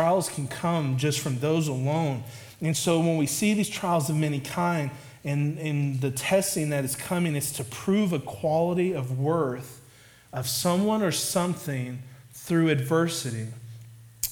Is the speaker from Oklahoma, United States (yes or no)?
yes; Oklahoma, United States; I'm from Oklahoma, so, like, you have tornadoes